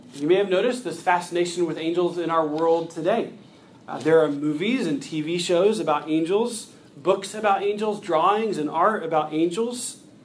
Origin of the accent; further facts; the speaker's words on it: United States; As American Christians